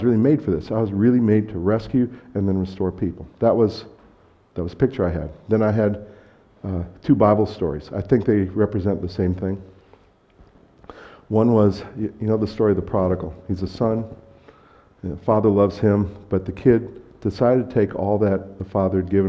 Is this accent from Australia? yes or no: no; United States; moved away; I'm American